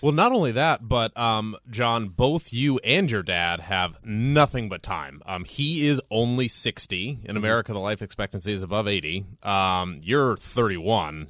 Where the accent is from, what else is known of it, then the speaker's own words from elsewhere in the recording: Columbus, Ohio, United States; also born or lived in Cleveland, Ohio; born and bred in Columbus, Ohio, and we moved to Cleveland when I was 13